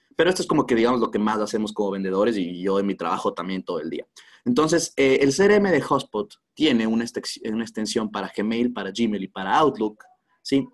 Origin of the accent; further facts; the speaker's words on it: Quito, Pichincha, Ecuador; soy de Quito, en Ecuador